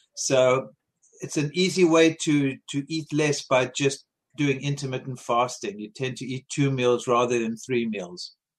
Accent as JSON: {"language": "English", "country": "South Africa", "tie": "born or raised there", "moved": "yes", "said": "I grew up in South Africa eating a lot of fruits and vegetables"}